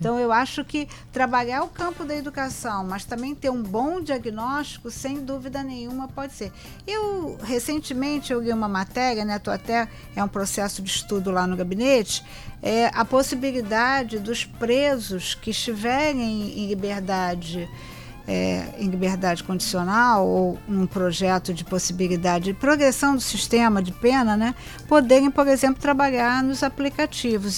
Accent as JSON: {"language": "Portuguese", "region": "Rio de Janeiro", "country": "Brazil", "tie": "born or raised there", "said": "sou cria da Penha"}